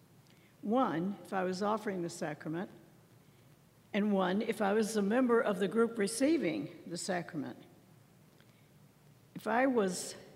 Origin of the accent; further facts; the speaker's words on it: Southern Illinois, United States; Growing up in Southern Illinois, I went to the Christian church